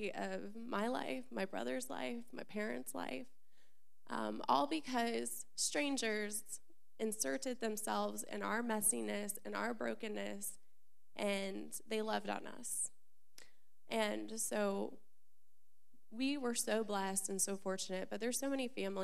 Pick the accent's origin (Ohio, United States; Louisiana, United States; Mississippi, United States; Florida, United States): Florida, United States; Orlando; I was born and raised in Florida, Central Florida, Orlando